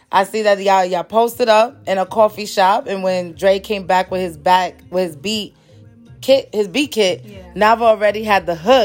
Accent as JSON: {"language": "English", "region": "New York", "country": "United States", "first_language": "Spanish", "second_language": "English"}